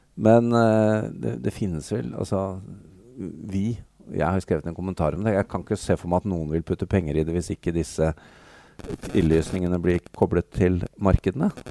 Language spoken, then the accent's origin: Norwegian; Norway; vi som nordmenn